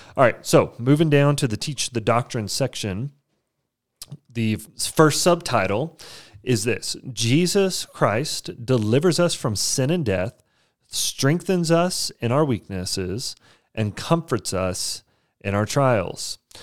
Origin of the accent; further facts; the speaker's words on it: Amarillo, Texas, United States; I grew up in Amarillo, Texas